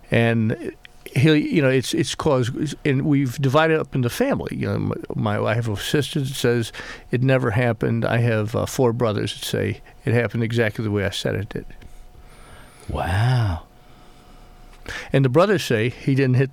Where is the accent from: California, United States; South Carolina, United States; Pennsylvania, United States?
South Carolina, United States; Beaufort; but it's based on uh, the town I call my hometown